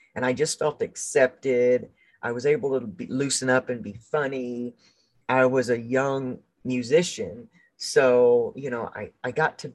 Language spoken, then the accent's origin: English; the South, United States; I grew up in the South